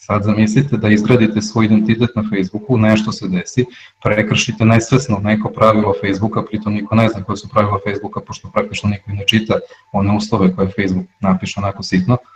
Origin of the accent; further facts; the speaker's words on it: Serbia; kod nas u Srbiji